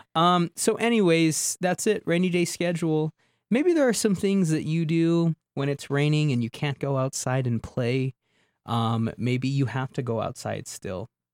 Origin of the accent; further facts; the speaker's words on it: Southwest, United States; moved away; I grew up in the Southwest